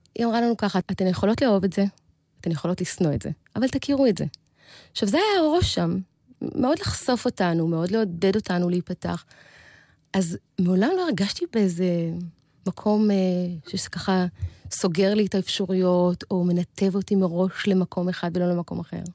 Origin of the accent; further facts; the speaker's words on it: Beersheba, Southern District, Israel; גדלתי בבאר שבע